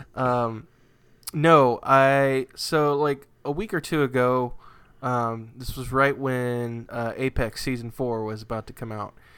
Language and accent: English; New England, United States; born or raised there